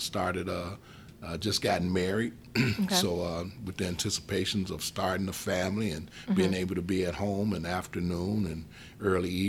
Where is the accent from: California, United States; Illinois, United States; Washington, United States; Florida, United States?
Illinois, United States; Chicago; Born and raised in Chicago